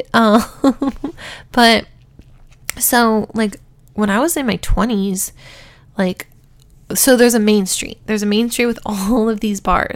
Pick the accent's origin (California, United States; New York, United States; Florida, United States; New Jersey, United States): California, United States; Huntington Beach; I grew up in Huntington Beach, California.